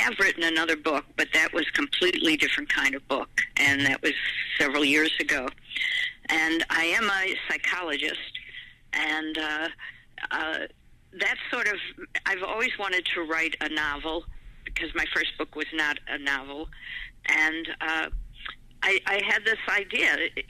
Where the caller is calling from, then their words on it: Maui, Hawaii, United States; I am calling you from Maui in Hawaii.